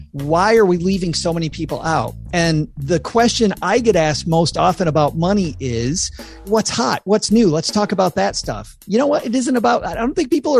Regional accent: West Michigan, United States; I grew up in West Michigan

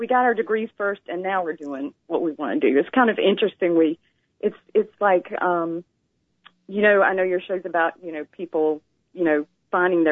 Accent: Macon, Georgia, United States; accent: southern drawl; I am from Georgia. I'm from Macon, Georgia

